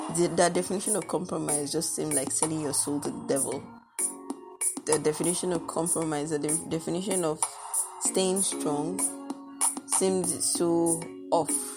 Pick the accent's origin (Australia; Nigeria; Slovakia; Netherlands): Nigeria; I'm actually very proud to be Nigerian